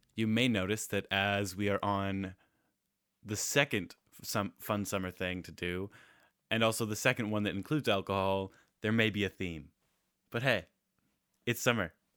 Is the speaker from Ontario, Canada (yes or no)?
no; Nanaimo, British Columbia, Canada; Taylor and I grew up in Nanaimo